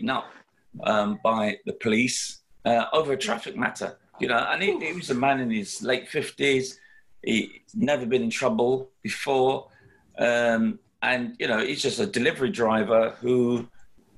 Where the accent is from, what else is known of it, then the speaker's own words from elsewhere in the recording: London, United Kingdom; having been a youngster growing up in London